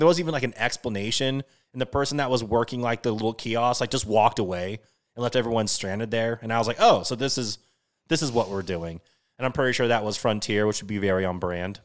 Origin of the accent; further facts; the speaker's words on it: Washington, United States; So I'm from Washington State. I'm a Seattle diehard, everything.